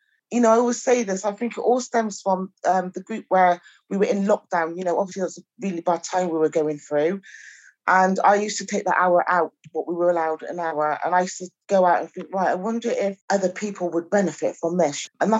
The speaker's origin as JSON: {"language": "English", "town": "Chippenham", "region": "South West England", "country": "United Kingdom", "tie": "born or raised there", "also_born_or_lived": "Bath", "said": "I was born in Bath, and I grew up in Chippenham."}